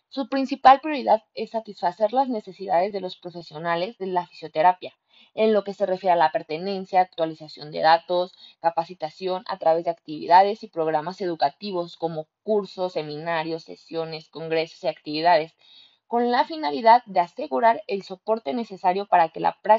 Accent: Mexico; ya que es la asociación que nos rige a nosotros como fisioterapeutas mexicanos

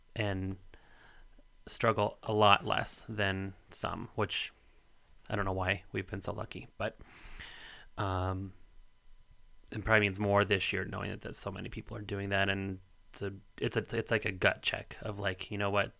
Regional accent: Colorado, United States; moved away; entire streets of my hometown

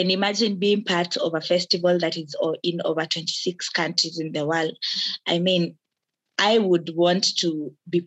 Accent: Kenya; I am a Kenyan and an active citizen

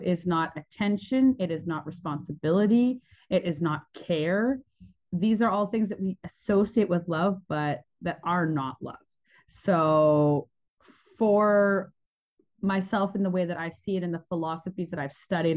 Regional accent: Canada; moved away as an adult; I was born in Canada. And I had the opportunity of having quite a turbulent childhood that really led me to be a traveler really young. So when I was 20, I left

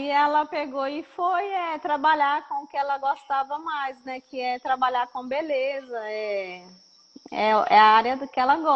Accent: Minas Gerais, Brazil; Então, somos das Matas de Minas, né?

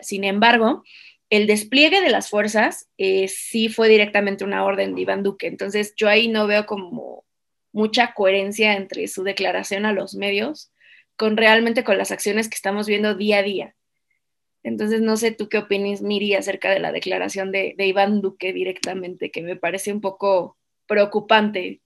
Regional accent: Mexico; como mexicanos

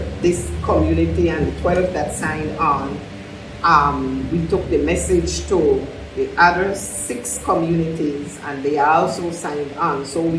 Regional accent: St. Paul's Bank, Belize District, Belize; born or raised there

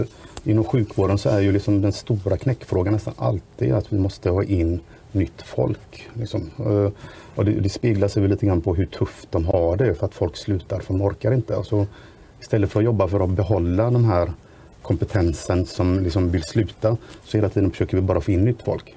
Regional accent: Grästorp, Västra Götaland, Sweden; Jag kommer från Grästorps kommun, världens bästa kommun

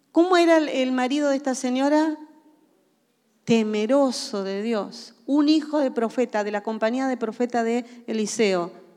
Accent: Argentina; nacimos en Argentina y ustedes saben que los argentinos tenemos una cultura muy arraigada, somos reargentinazos

